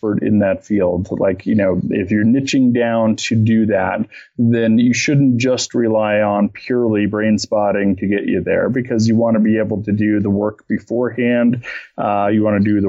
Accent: Boulder, Colorado, United States; I'm from Boulder

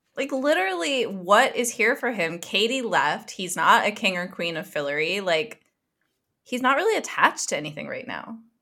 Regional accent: United States; we're American

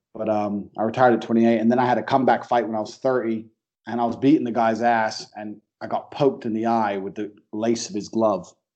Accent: Luton, East of England, United Kingdom; born or raised there; moved away as an adult; also born or lived in United States / Chicago / Thailand / Slovakia; now in Romania

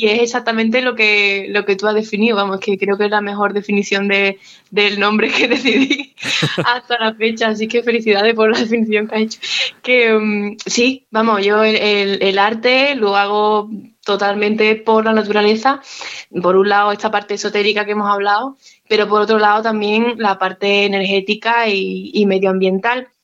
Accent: Spain; nosotros somos españoles y españolas

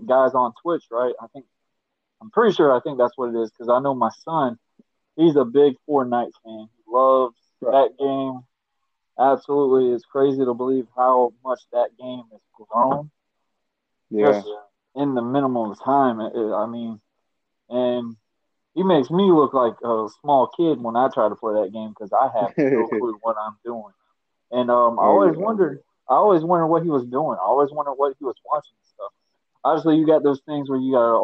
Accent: Callahan, Florida, United States; also born or lived in Kingsland, Georgia; raised in Callahan, born in Kingsland, Georgia. Uh-huh. Moved to Callahan when I was about 6 years old and been here ever since

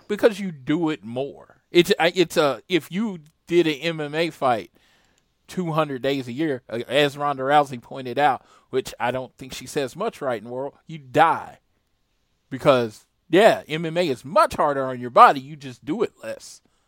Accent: United States; I'm American

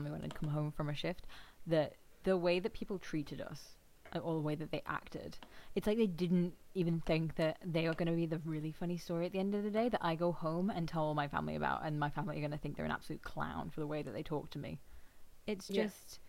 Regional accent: England, United Kingdom; accent: English; moved away; also born or lived in Australia; I've always had an English accent

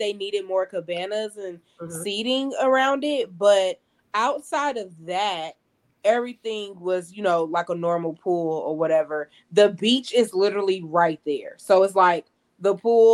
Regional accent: California, United States; moved away; also born or lived in Georgia; I'm from California.

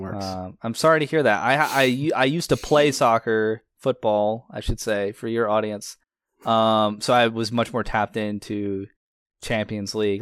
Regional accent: United States

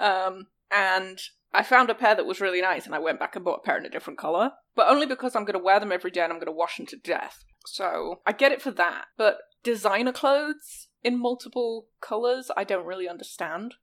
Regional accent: the north of England, United Kingdom; my my hometown has a big famous racecourse in the north of England

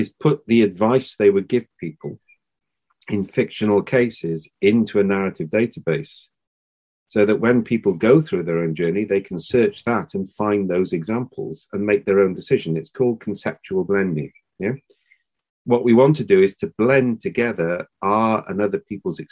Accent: Wales, United Kingdom; we're Welsh

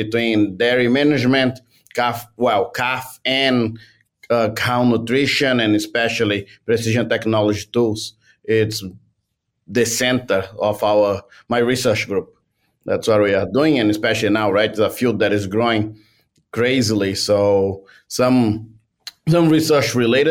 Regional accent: Brazil; moved away as an adult; also born or lived in Canada; now in Vermont, United States; I come from Brazil

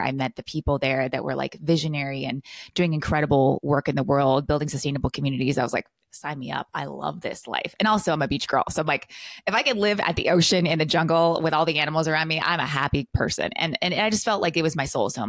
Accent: California, United States; also born or lived in Costa Rica; now in Texas, United States; I'm from California, so I moved to Texas

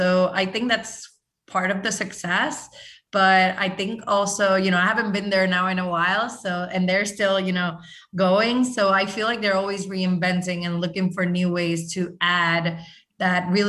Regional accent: Puerto Rico; I'm from Puerto Rico

